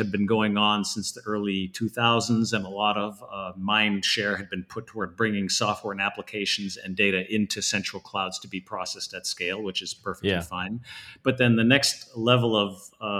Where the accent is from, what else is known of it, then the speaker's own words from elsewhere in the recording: Northern Alberta, Canada; now in Bay Area, United States; I'm from Northern Alberta originally. I was surrounded by the oil industry back then